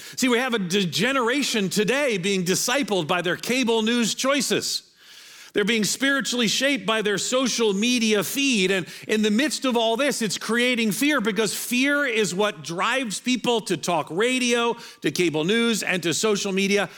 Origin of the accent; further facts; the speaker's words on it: New York, United States; moved away as an adult; now in Nashville, United States; I'm from New York